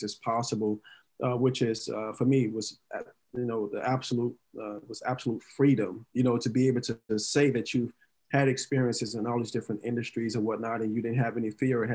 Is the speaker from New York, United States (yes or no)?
no; Dallas, Texas, United States; moved away as an adult; now in California, United States; So originally, I was born and raised in Dallas, Texas, single parent household, three sisters